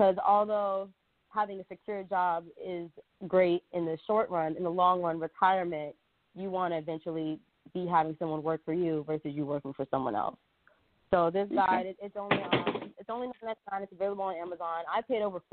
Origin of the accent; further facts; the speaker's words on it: Orlando, Florida, United States; moved away as an adult; also born or lived in Louisiana; I'm originally from Orlando, Florida. Since I graduated from high school